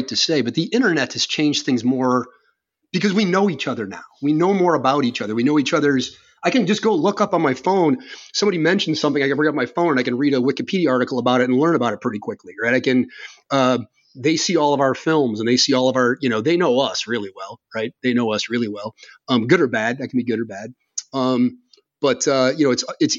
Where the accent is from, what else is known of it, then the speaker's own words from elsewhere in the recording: Chicago, Illinois, United States; I'm American from Chicago